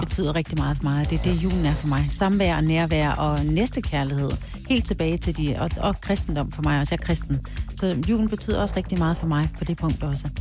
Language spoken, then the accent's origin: Danish; Denmark; accent: Jutlandic; also born or lived in Aalborg / Aarhus; jeg snakker rigtig jysk